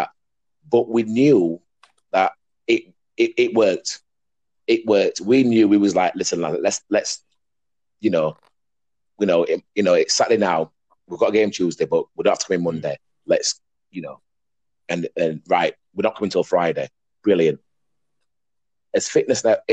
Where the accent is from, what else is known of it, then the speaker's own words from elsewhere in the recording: Huddersfield, Yorkshire and the Humber, United Kingdom; from my area where I was brought up in Dalton